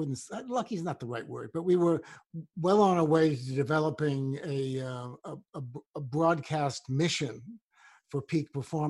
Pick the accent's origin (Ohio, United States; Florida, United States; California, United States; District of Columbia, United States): District of Columbia, United States; Washington; I grew up in another segregated town called Washington, D.C.